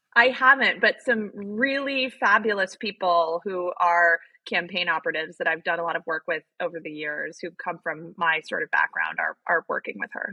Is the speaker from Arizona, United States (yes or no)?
yes; Arizona, United States; I grew up in Arizona